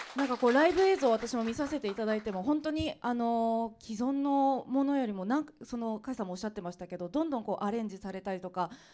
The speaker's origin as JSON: {"language": "Japanese", "town": "Anjo", "region": "Aichi", "country": "Japan", "tie": "born or raised there", "said": "私愛知県安城市というところ出身でして"}